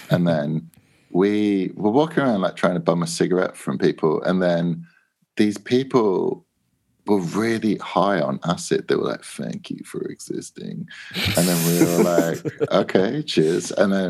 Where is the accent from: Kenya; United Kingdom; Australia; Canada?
United Kingdom; England; We make cassettes and we're from England.